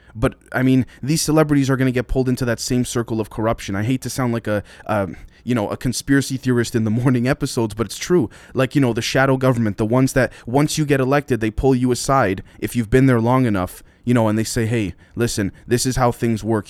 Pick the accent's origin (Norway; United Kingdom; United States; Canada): Canada; I'm Canadian